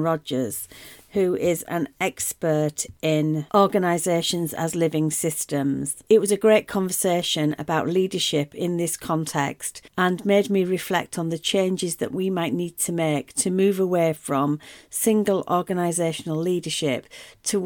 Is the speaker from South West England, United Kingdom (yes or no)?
no; Yorkshire and the Humber, United Kingdom; accent: Yorkshire; I'm sat here with my very Yorkshire accent